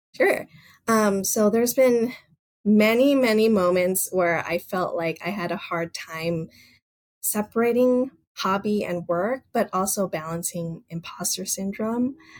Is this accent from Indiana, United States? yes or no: no; Los Angeles, California, United States; also born or lived in Boston; I was born and raised in Los Angeles